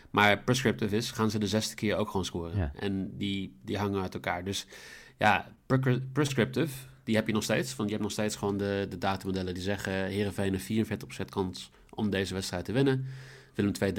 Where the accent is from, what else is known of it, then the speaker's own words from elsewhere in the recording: Netherlands; Ik kan goed Engels, maar ik ben gewoon Nederlander.